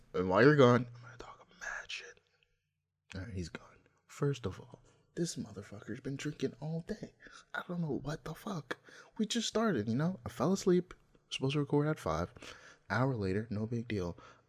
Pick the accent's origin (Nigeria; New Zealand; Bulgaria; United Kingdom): Nigeria; English is a second language; Hey, don't try me or Ghana. Also, I'm from Nigeria.